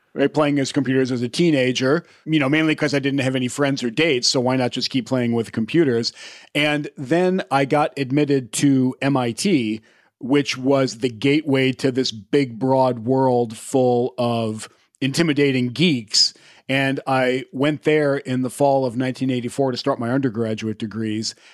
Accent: Indiana, United States; I grew up in the middle of the country in Indiana

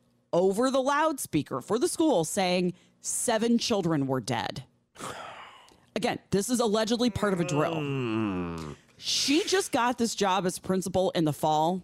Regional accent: Midwest, United States; Growing up in the Midwest, we had tornado drills.

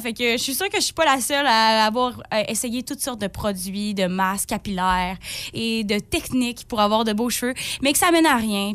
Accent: Forestville, Quebec, Canada; Je viens de Forestville

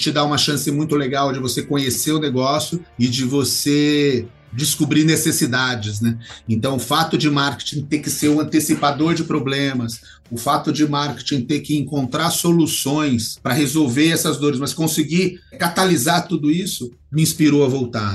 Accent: Barrinha, São Paulo, Brazil; also born or lived in São João da Boa Vista; eu sempre vinha de São João da Boa Vista para minha cidade, aqui Ribeirão Preto, Barrinha, né? É uma cidade perto aqui de Ribeirão Preto

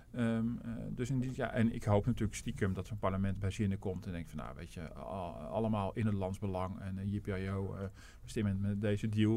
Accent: Netherlands; als Nederlander

